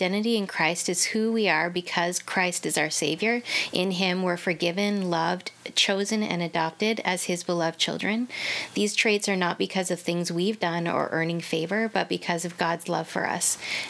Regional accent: Ontario, Canada; I was born and raised in Ontario. Mm-hmm. We moved a fair amount because of my dad's work, but that really taught me contentment in adjusting to different environments and different hometown, so that was good for me.

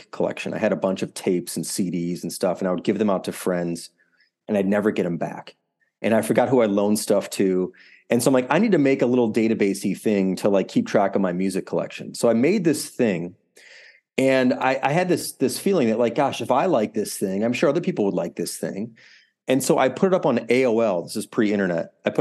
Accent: Deerfield, Illinois, United States; I grew up in the suburbs of Chicago in a suburb called Deerfield, which is on the North Shore, for those who know the area.

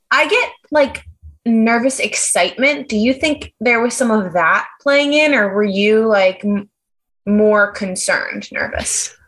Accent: New York, United States; As a New Yorker

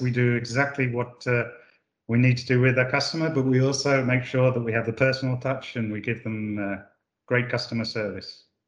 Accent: United Kingdom; moved away as an adult; now in Italy; I'm not actually Italian. I was born in the UK. I moved here 30 years ago, and I've never moved away.

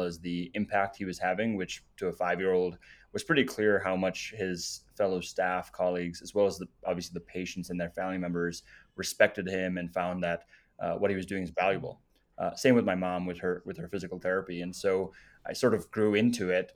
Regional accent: South Africa; moved away; also born or lived in Namibia; I was born in Namibia, lived in South Africa

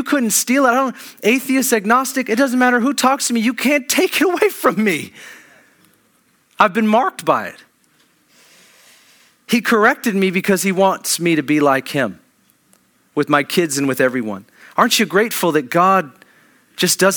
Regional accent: Kirkland, Washington, United States; I grew up in Kirkland

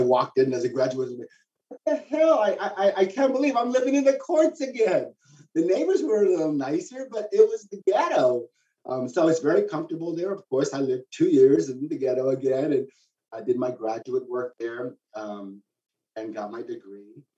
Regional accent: San Antonio, Texas, United States; I'm from San Antonio originally

